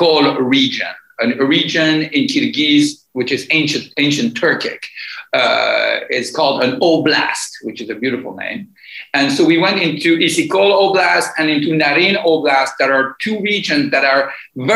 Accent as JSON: {"language": "English", "country": "Morocco", "tie": "born or raised there", "also_born_or_lived": "Tehran, Iran", "lives_now": "Athens, Greece", "said": "I grew up in Morocco after the Iranian Revolution"}